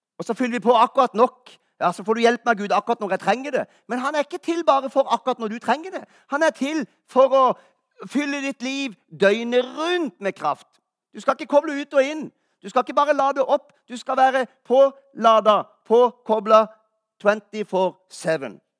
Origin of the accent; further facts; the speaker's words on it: Kristiansand, Agder, Norway; moved away; Jeg er jo fra Kristiansand.